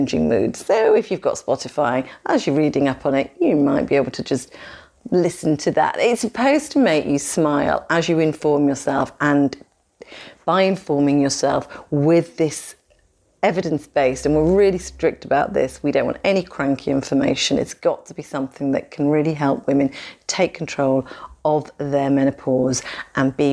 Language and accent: English; United Kingdom; We're British.